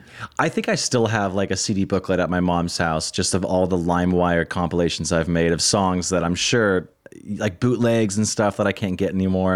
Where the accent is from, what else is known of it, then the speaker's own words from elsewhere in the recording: Washington, United States; I'm from Washington State.